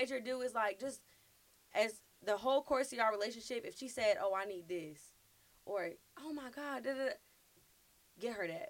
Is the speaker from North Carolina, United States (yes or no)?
yes; Fayetteville, North Carolina, United States; moved away; also born or lived in New York; I lived in Fayetteville. I was born in Fayetteville. I went to New York for a long time. And yeah, but I'm still Fayetteville.